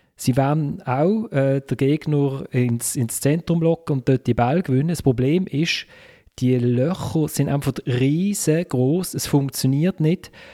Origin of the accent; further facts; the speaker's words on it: Basel, Basel-Stadt, Switzerland; ich komme halt aus Basel